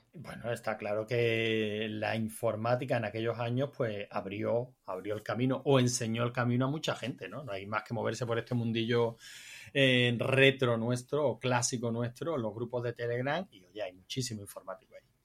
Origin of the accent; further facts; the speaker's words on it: Andalusia, Spain; yo soy andaluz